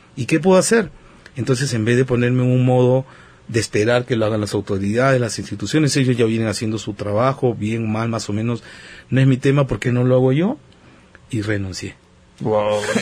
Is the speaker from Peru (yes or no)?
yes; Peru; soy peruano, por el lado de mi mamá tengo la ascendencia de Okinawa, Japón